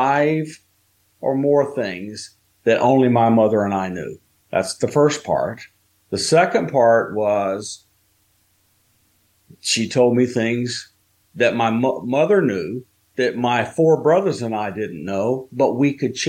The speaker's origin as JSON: {"language": "English", "region": "Alabama", "country": "United States", "tie": "born or raised there", "also_born_or_lived": "Tennessee", "moved": "as an adult", "said": "when I was 1 year old, we moved from where I was born in Tennessee to where I was live until I was an adult in Alabama"}